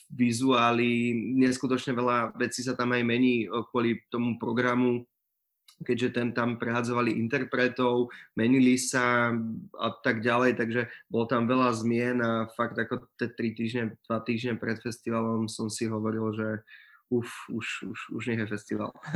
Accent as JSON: {"language": "Slovak", "town": "Prievidza", "region": "Trenčín Region", "country": "Slovakia", "also_born_or_lived": "Brno", "said": "ja som z Prievidze"}